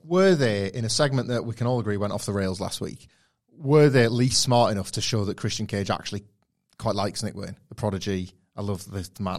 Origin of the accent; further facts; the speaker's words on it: United Kingdom; we're Brits